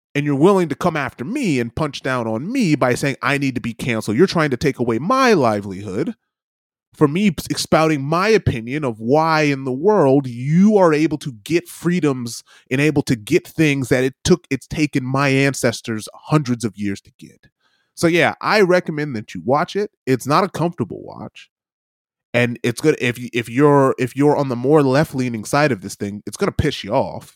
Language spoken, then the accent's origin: English; United States; as an American